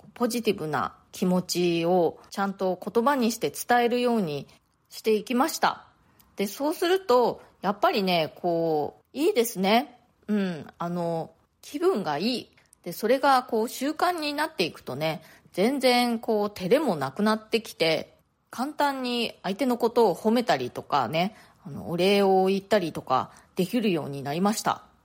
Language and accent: Japanese; Japan; moved away as an adult; now in New York, United States; 私の生まれ育った家族、まあ、日本の家族